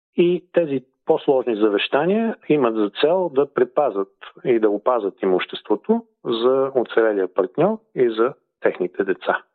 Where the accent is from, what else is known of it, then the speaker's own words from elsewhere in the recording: Sofia, Sofia City, Bulgaria; moved away as an adult; now in Perth, Australia; Роден съм и съм израснал в София.